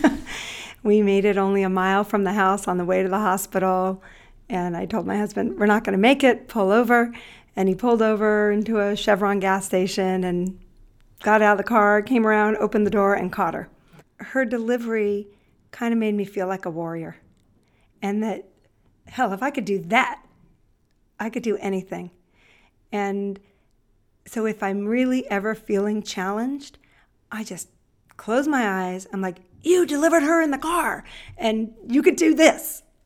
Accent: Los Angeles, California, United States; I grew up here in Los Angeles. I grew up in the San Fernando Valley in Northridge.

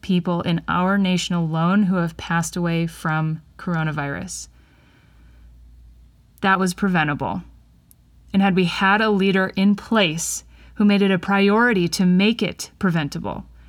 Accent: Wisconsin, United States; my home state of Wisconsin and you're in Dane County, where I am

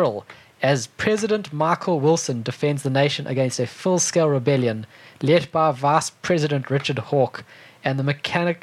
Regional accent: South Africa; accent: South African; my South African accent

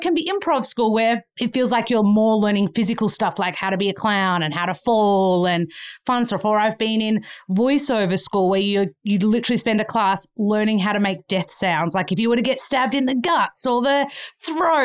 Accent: Australia; moved away as an adult; now in Los Angeles, United States; I'm from Australia

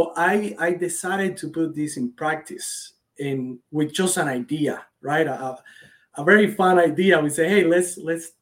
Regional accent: Cuba; moved away as an adult; now in United States; I was born and raised in Cuba. I've been in this country for about 10 years

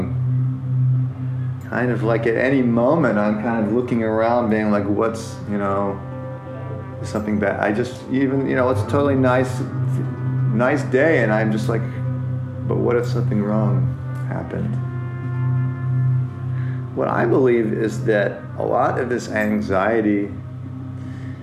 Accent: United States; I'm an American, and growing up as an American

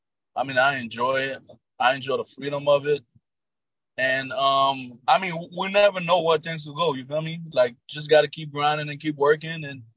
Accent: North Miami, Florida, United States; I'm from Miami, North Miami.

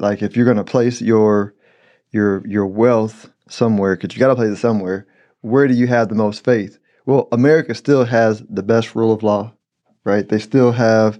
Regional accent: United States; I'm an American

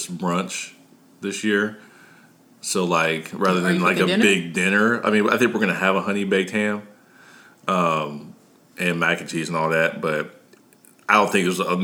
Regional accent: Ohio, United States; moved away; I'm from Ohio

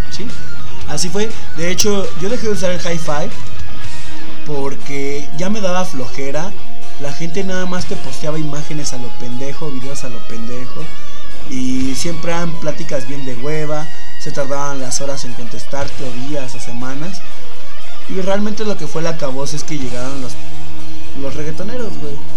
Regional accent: Mexico; Yo soy mexicano

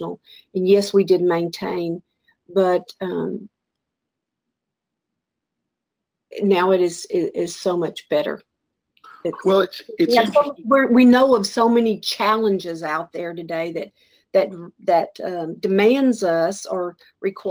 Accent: Texas, United States; moved away as an adult; also born or lived in Atlanta; I'm a Texan

